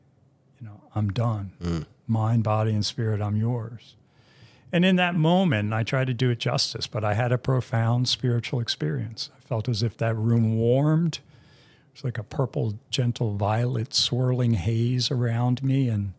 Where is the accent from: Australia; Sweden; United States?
United States; East Coast; He's from the West Coast. I'm from the East Coast.